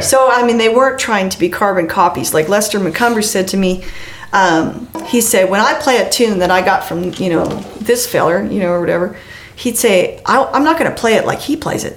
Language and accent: English; Western Canada, Canada; I'm from Western Canada